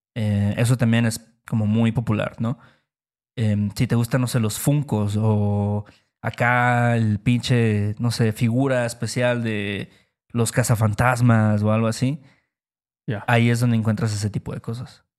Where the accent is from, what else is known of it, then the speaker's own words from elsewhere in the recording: Mexico; nuestro país, México